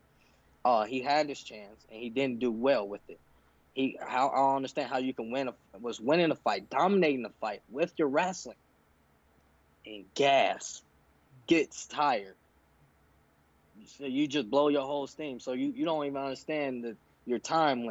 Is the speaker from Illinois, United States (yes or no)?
yes; Chicago, Illinois, United States; I'm from Chicago